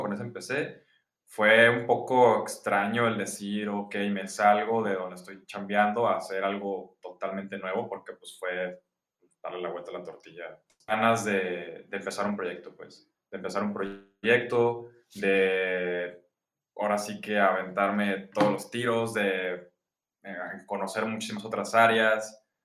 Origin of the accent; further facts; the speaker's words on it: Guadalajara, Jalisco, Mexico; soy ingeniero industrial, soy de Guadalajara, ya treintón